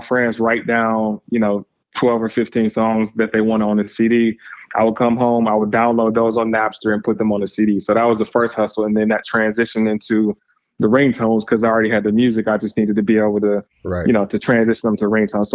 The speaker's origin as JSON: {"language": "English", "town": "Lansing", "region": "Michigan", "country": "United States", "tie": "born or raised there", "said": "originally from Lansing, Michigan, small town, right around the center of Michigan, about an hour west of Detroit. So grew up there, spent my formative years there."}